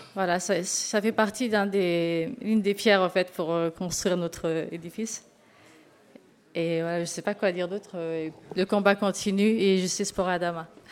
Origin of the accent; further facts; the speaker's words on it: Sarcelles, Île-de-France, France; je viens de Sarcelles.